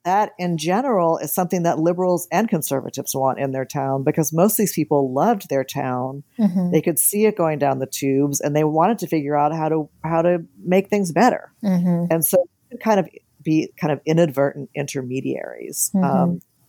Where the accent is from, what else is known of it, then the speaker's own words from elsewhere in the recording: New Orleans, Louisiana, United States; I'm from the South, I'm from New Orleans.